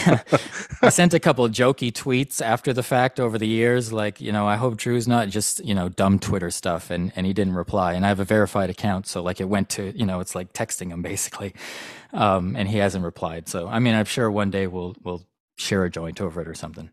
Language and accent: English; Vancouver, British Columbia, Canada; I'm from Vancouver, Canada